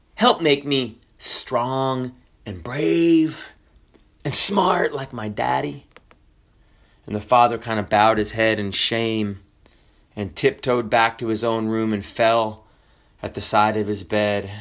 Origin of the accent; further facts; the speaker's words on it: the South, United States; also born or lived in Washington State; we are from the South